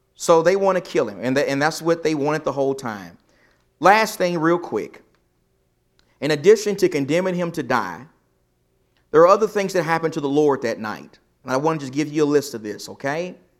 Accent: East Texas, United States; I'm from East Texas.

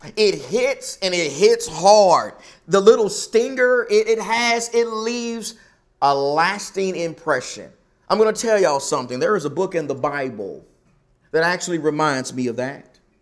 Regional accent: the South, United States; now in Arizona, United States; I'm from the South

